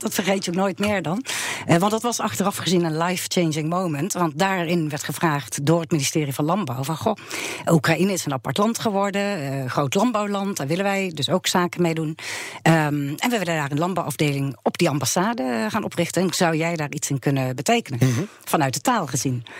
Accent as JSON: {"language": "Dutch", "country": "Netherlands", "said": "wij als Nederlanders"}